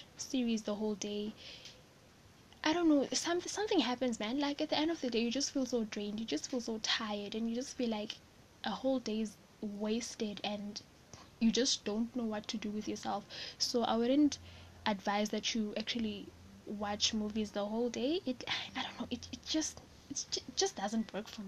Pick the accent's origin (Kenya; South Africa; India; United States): South Africa; I'm South African